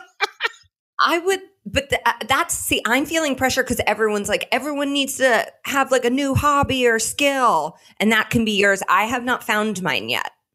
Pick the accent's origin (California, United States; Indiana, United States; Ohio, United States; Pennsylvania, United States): Indiana, United States; Indianapolis; my hometown of Indianapolis